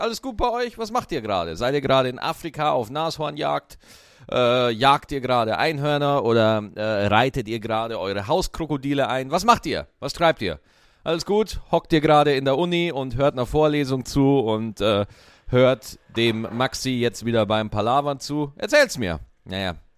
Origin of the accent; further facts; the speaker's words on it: Berlin, Germany; als Berliner, Berlin ist so eine geile Stadt